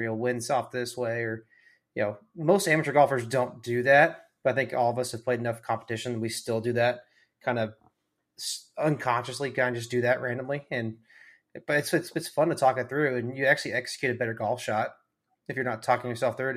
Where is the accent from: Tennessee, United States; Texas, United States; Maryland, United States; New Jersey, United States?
Texas, United States; we're all from Texas